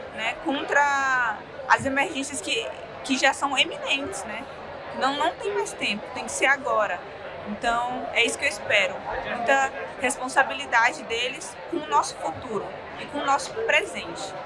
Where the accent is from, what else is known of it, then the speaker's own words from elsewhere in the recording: Rondônia, Brazil; eu sou do povo Paité Suruí de Rondônia